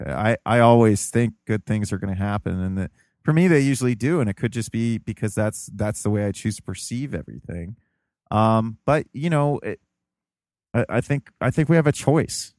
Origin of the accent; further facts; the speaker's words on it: United States; also born or lived in Ohio; as an American, you know, um, our main religion is individualism